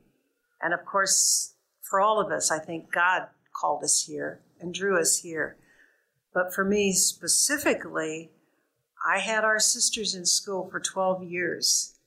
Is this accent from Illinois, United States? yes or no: yes; Mount Sterling, Illinois, United States; My hometown is Mount Sterling, Illinois.